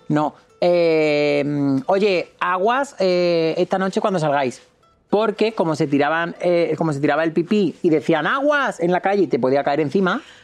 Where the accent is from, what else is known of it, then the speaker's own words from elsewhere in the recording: Córdoba, Andalusia, Spain; es que soy de Córdoba